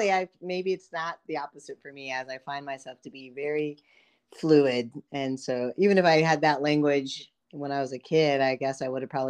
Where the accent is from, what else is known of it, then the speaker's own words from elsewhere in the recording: Brookings, South Dakota, United States; also born or lived in California / Philippines; So I was born in California. I lived in the Philippines. I mostly grew up, if you will, in South Dakota, Brookings, South Dakota. So I went to middle school, high school, and most of my years of college in South Dakota.